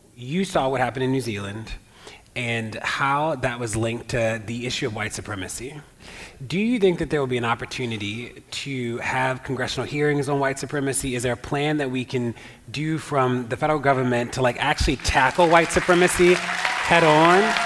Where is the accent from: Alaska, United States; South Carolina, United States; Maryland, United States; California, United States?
Maryland, United States; Baltimore; I'm from Baltimore